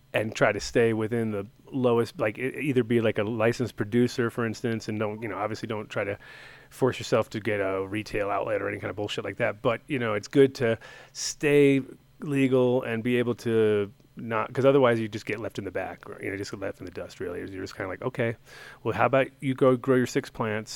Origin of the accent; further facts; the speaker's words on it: New York City, New York, United States; moved away; I grew up in Sunnyside as a kid